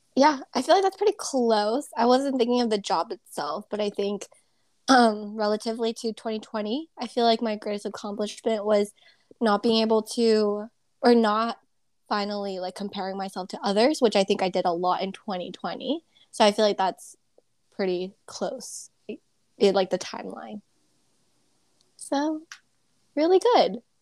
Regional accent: Southern California, United States; growing up in SoCal

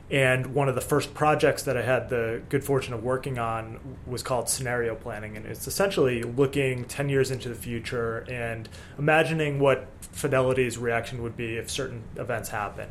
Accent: Boston, Massachusetts, United States; I grew up around Boston area

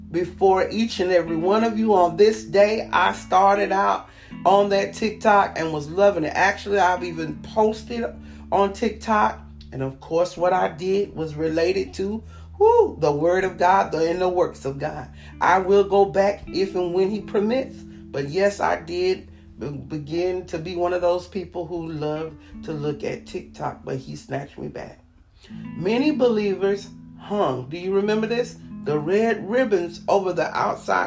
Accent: Panama City, Florida, United States; I'm from Panama City.

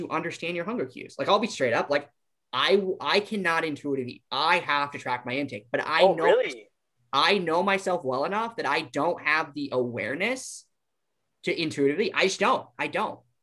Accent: Iowa, United States; We're from Iowa

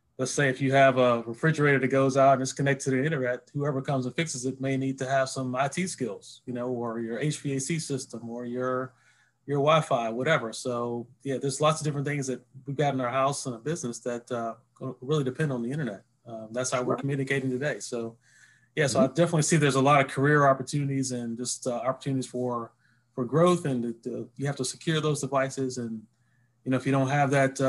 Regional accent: Lynchburg, Virginia, United States; moved away; I'm from originally from Lynchburg, Virginia

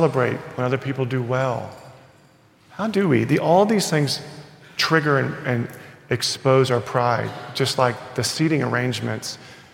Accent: Texas, United States; I'm born in Texas and I'm proud Texan.

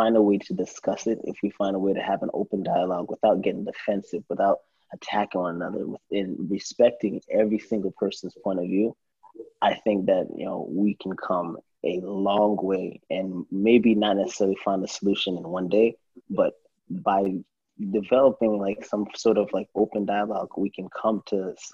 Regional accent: Deltona, Florida, United States; also born or lived in New York; My parents moved down to Florida

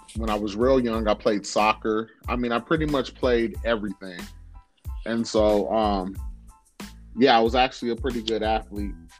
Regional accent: Oxnard, California, United States; I was born and raised in Oxnard, California

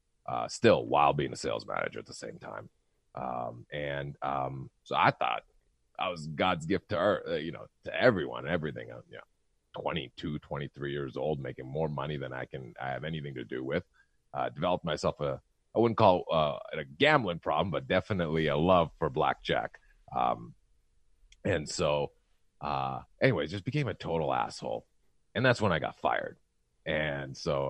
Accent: Canada; I'm a Canadian descent.

